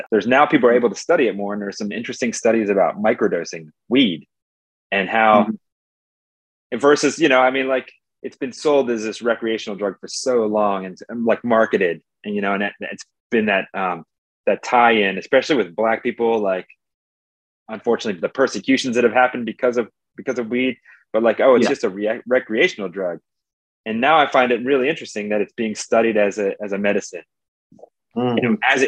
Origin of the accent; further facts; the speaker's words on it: Colorado, United States; I come from Colorado